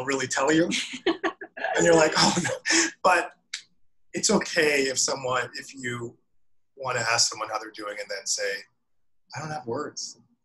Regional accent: Vancouver, British Columbia, Canada; moved away as an adult; now in New York, United States; growing up in Canada

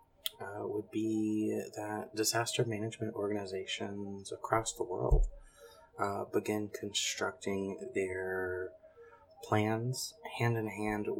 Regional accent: central Louisiana, United States; moved away as an adult; also born or lived in North Carolina / Thibodaux, Louisiana / Virginia; I was born in North Carolina, but grew up in central Louisiana

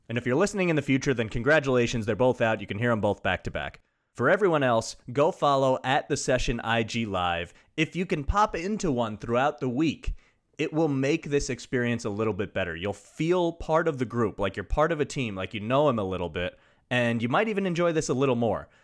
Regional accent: Long Island, New York, United States; I'm from Long Island. I'm living there right this moment, recording it

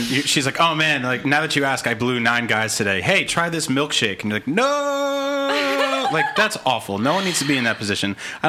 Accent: East Coast, United States; moved away; I grew up on the East Coast

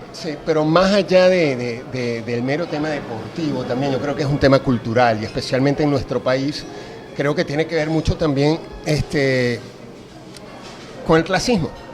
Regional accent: Mérida, Venezuela; now in Caracas, Venezuela; yo soy de Mérida

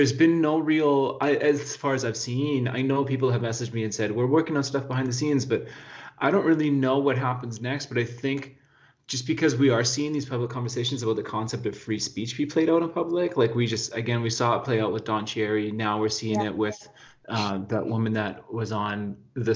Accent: Whitehorse, Yukon, Canada; also born or lived in Terrace, British Columbia; I was born in Terrace, but I grew up in Whitehorse.

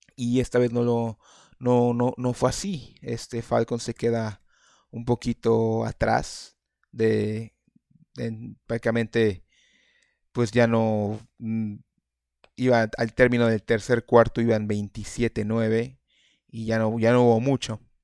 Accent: Mexico; Yo, yo soy, somos mexicanos

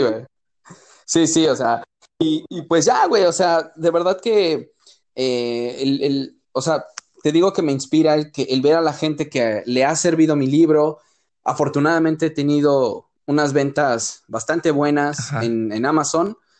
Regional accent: Mexico; moved away as an adult; also born or lived in Europe; nunca me sentí más orgulloso, güey, de ser mexicano

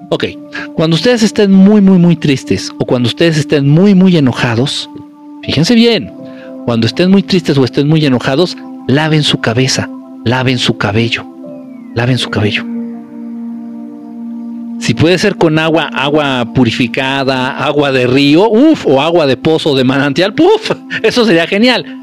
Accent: Acapulco, Guerrero, Mexico; Me encanta la playa, literalmente nací ahí, soy de Acapulco.

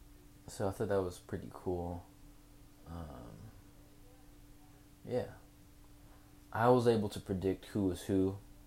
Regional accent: Tacoma, Washington, United States; Growing up in Tacoma.

